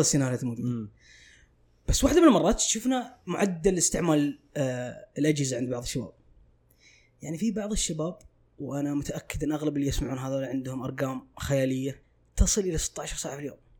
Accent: Saudi Arabia

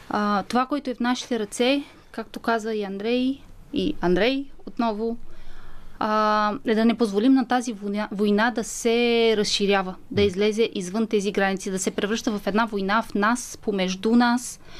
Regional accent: Romania; Bulgarian is a second language; Аз всъщност съм румънка, не съм българка по този повод. А, а понякога може да ми се изплъзнат някоя друга дума на български язик.

